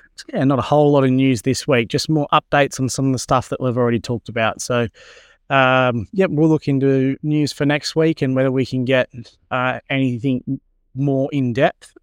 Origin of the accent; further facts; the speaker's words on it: Australia; yay for being Australian